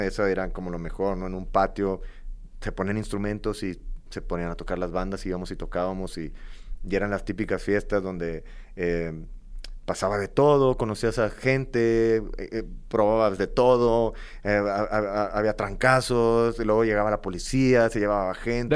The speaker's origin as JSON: {"language": "Spanish", "town": "Matamoros", "region": "Tamaulipas", "country": "Mexico", "tie": "born or raised there", "also_born_or_lived": "Monterrey", "moved": "as an adult", "said": "este tipo de gente no hay en Matamoros, de donde yo vengo"}